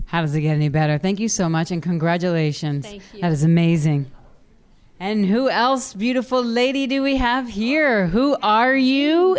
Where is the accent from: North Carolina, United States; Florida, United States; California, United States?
California, United States; Compton; I'm from born and raised in Compton, California